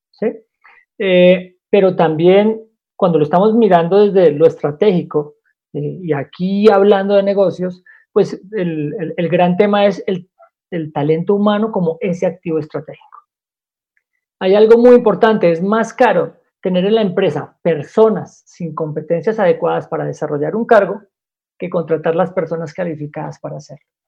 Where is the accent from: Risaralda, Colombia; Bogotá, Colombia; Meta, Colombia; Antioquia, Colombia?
Bogotá, Colombia; Soy el único rolo en medio de, este, de toda esta reunión